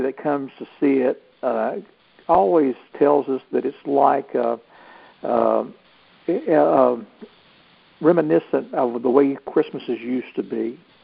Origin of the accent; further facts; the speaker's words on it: Ball Ground, Georgia, United States; here in my hometown, a ball ground